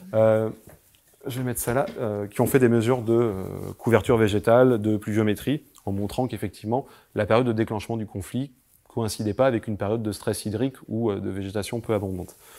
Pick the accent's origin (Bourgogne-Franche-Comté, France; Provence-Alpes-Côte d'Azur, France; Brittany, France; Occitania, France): Provence-Alpes-Côte d'Azur, France; Carpentras; je viens de Carpentras à la base